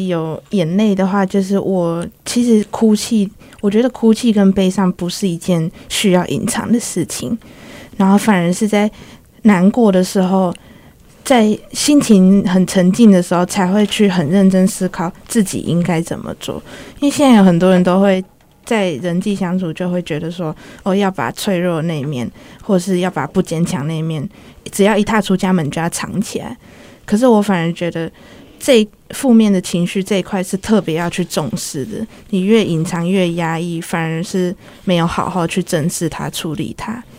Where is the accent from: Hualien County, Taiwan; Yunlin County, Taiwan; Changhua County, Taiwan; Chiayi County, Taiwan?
Changhua County, Taiwan; moved away as an adult; now in Taipei, Taiwan; 中部，算中，彰化那边